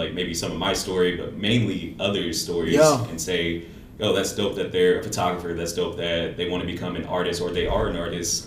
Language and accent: English; Des Moines, Iowa, United States; Des Moines, I'm from Des Moines, I'm from the east side